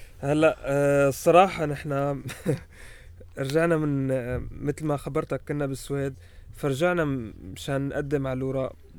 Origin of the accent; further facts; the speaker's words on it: Damascus, Damascus Governorate, Syria; moved away as an adult; now in Paris, France; أنا فلسطيني سوري كنت بمخيم اليرموك وجيت لهون على فرنسا ب 2013